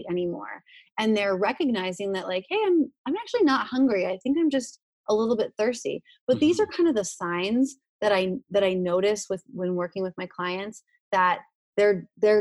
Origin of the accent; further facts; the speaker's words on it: Hershey, Pennsylvania, United States; moved away; I'm originally from Hershey, Pennsylvania, where they manufacture chocolate